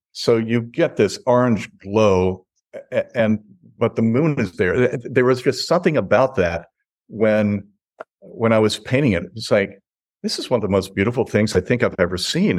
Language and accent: English; North Carolina, United States; also born or lived in Chicago, Illinois; now in Lanai, United States; I'm from North Carolina, and my wife is from Georgia